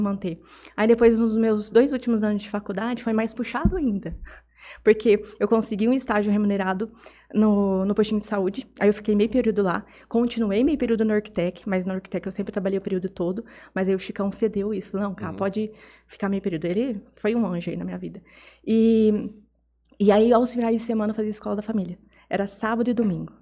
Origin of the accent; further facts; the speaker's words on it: Jales, São Paulo, Brazil; also born or lived in Estrela da Barra, Minas Gerais, Brazil; eu nasci em Jales, mas eu fui criada numa vilinha é, chamada Estrela da Barra